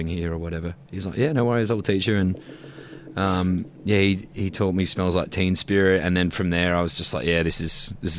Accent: Melbourne, Victoria, Australia; also born or lived in Sussex, England; I was born in Carlton. They were living in Flemington at the time. We moved out to Werribee

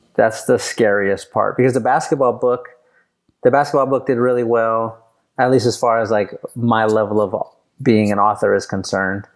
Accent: San Antonio, Texas, United States; I grew up in San Antonio

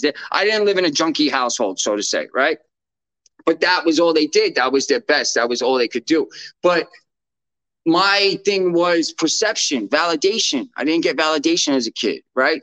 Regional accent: New York, United States; I'm a New Yorker

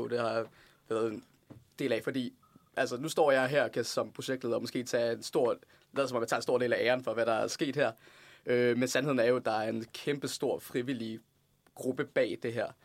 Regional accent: Lund, Skåne, Sweden; jeg kommer fra Lund.

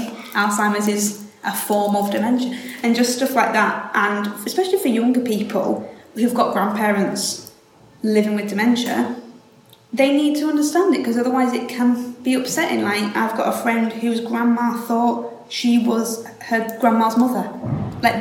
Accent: Hull, Yorkshire and the Humber, United Kingdom; I'm born and raised here. You can tell from the voice.

